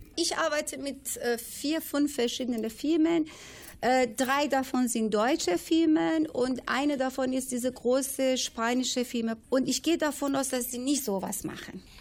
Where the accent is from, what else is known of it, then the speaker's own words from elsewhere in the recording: Iran; German is a second language; now in Bielefeld, Germany; Ich komme aus dem Iran. Ich bin eine Perserin